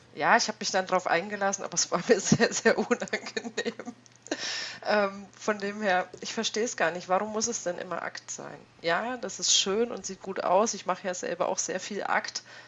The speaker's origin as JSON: {"language": "German", "region": "East Germany", "country": "Germany", "tie": "born or raised there", "said": "ich bin ein gebürtiger Ossi"}